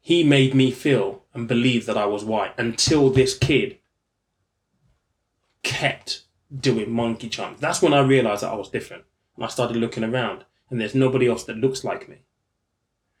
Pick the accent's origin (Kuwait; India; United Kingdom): United Kingdom; East Sussex, South East England; I grew up in East Sussex.